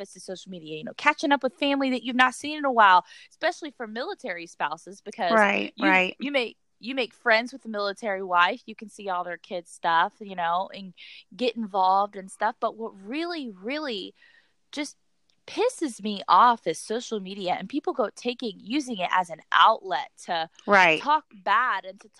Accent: Jamestown, United States; moved away as an adult; now in Fort Campbell, United States; I told myself when I left Jamestown, I was starting a new life

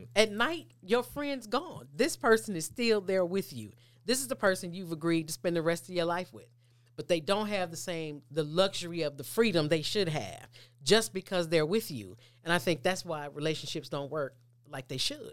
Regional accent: Mississippi, United States; we grew up climbing trees. I'm from Mississippi.

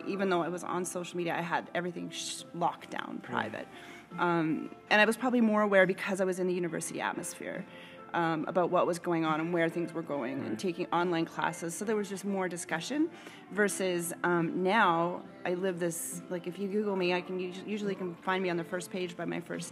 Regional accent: Canada; Canada, where we don't opt to talk about politics as much

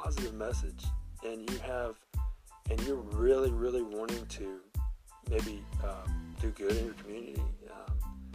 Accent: Memphis, Tennessee, United States; I'm from Memphis

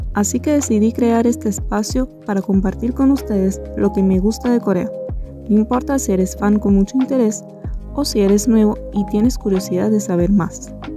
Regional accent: Venezuela; venezolana, diseñadora y educadora

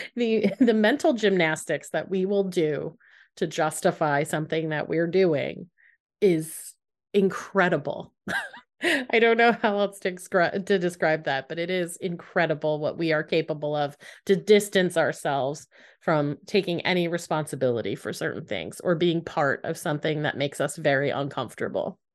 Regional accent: United States; as an American.

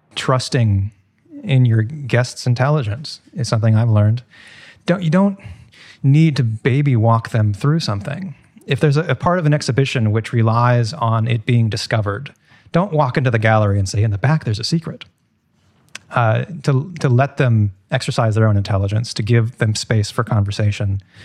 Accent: Seattle, Washington, United States; now in New York, United States; I'm from Seattle and I drove across the country on my move to New York

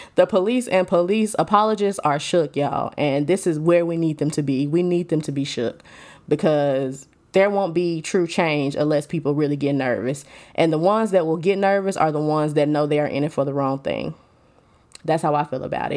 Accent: Alabama, United States; I am from Alabama

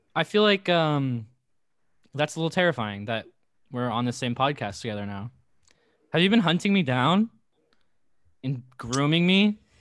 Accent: Woodinville, Washington, United States; moved away; also born or lived in Bothell; I'm from Woodenville.

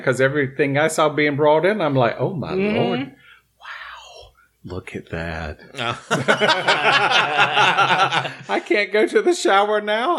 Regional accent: North Carolina, United States; We're all from North Carolina.

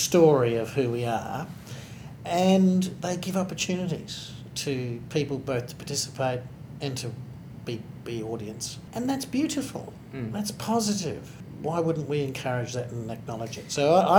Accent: Northam, Western Australia, Australia; now in Mandurah, Australia; I'm very proud of my origins, having been born and raised in Northam.

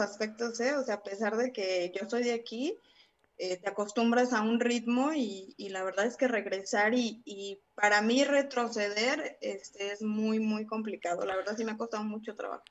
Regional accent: Salamanca, Guanajuato, Mexico; moved away as an adult; also born or lived in Mexico City; yo viví gran parte, bueno, una parte de mi vida aquí en Salamanca.

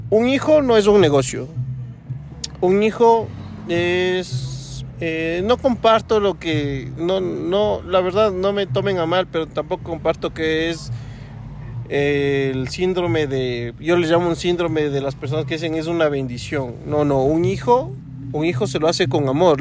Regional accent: Ecuador; Yo también soy ecuatoriano

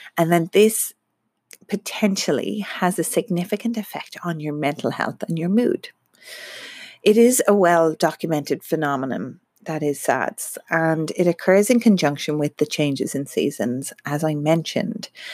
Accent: Ireland; now in Melbourne, Australia; I'm Irish and come from Ireland

